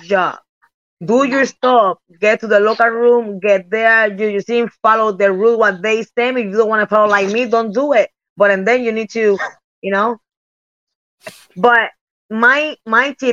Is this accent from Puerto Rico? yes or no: yes; Puerto Rico; English is a second language; moved away as an adult; also born or lived in Japan / United States; I'm came from Puerto Rico